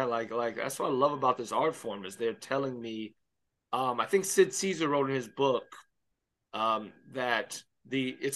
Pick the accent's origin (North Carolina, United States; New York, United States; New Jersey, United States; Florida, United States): Florida, United States; Miami; Yes, yeah. I grew up in Miami Baptist Church.